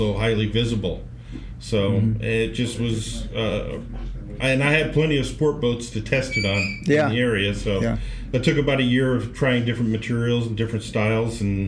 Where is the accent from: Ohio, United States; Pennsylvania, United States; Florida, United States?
Florida, United States; moved away as an adult; now in California, United States; I grew up in Florida. My backyard was a dock